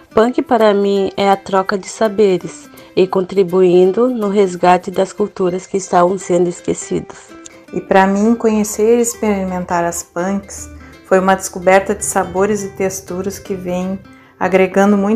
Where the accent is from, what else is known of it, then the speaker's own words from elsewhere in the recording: São Lourenço do Sul, Rio Grande do Sul, Brazil; sou natural de São Lourenço do Sul